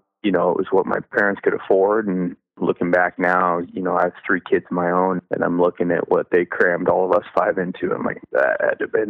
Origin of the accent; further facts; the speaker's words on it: Camano Island, Washington, United States; also born or lived in Oregon; I grew up in Western Washington, where I live now, on Kamano Island